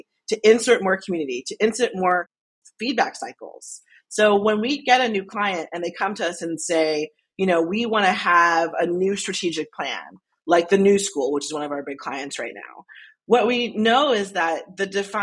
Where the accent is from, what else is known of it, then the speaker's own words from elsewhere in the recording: Albany, New York, United States; I grew up in Albany, New York